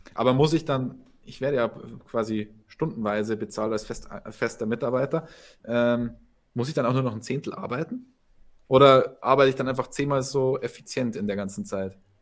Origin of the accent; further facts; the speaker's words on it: Germany; Ich als Deutscher